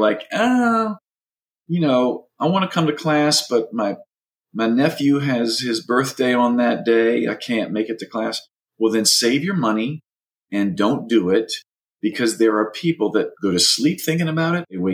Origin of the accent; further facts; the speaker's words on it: Louisiana, United States; moved away as an adult; now in Los Angeles, United States; from Louisiana too